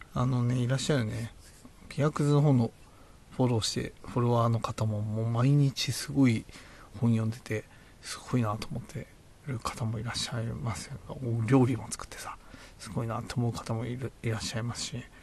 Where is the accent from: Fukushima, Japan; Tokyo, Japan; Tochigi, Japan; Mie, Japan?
Tochigi, Japan; 僕は栃木出身な